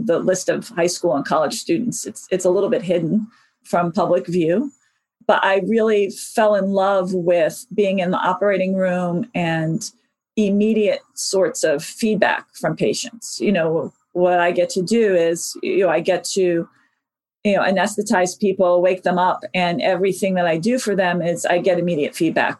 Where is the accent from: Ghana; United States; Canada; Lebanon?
United States; New York City, New York; I actually spent the first 13 years of my life in the Bronx